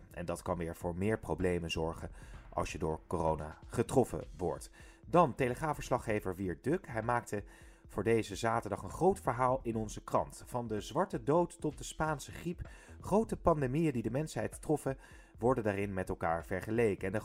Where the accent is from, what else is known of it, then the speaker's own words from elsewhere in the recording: Haarlem, North Holland, Netherlands; En wij komen zelf uit Haarlem, dus we wilden niet die kant op, omdat we weten dat het heel druk is.